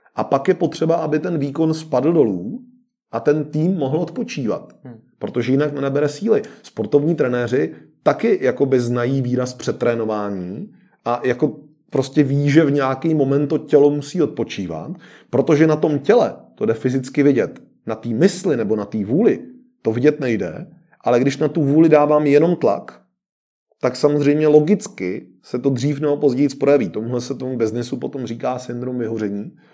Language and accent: Czech; Czechia; u nás v Čechách